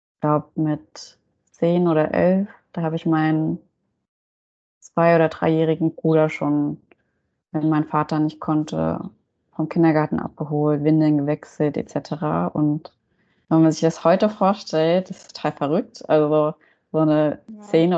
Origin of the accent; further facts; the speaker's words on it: Germany; ich bin hier in Deutschland auch aufgewachsen